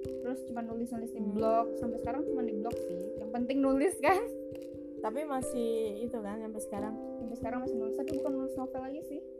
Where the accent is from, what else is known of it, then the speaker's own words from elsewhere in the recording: Bangko, Jambi, Indonesia; Aku besar eh lahir di Bangko Tepatnya di Merangin Terus ya gedenya di situ juga sih